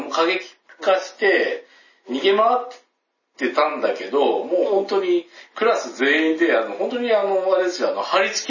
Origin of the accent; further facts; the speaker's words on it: Kansai, Japan; accent: Kansai dialect; うちはもうその関西弁にずっと帰らないと思って